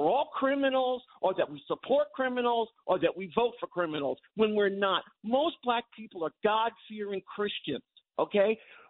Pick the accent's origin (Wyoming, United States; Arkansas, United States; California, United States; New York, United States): New York, United States; Long Island; now in Bronx, New York, United States; I grew up in Long Island.